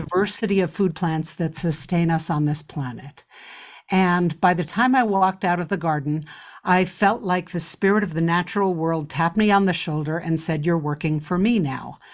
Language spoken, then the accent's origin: English; New York City, New York, United States; as a child growing up in New York City